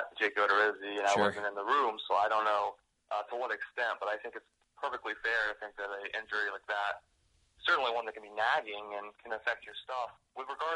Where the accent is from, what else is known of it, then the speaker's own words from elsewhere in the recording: the Bay Area, Florida, United States; moved away as an adult; now in Washington, D.C. area, United States; I grew up a Rays fan growing up in the Bay Area